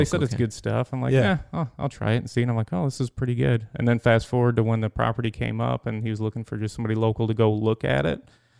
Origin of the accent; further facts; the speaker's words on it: Pullman, Michigan, United States; Up in Pullman.